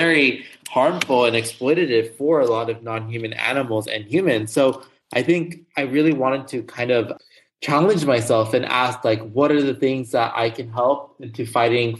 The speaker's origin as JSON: {"language": "English", "town": "Los Angeles", "region": "California", "country": "United States", "tie": "born or raised there", "said": "I grew up in Los Angeles, California. So I am a SoCal person"}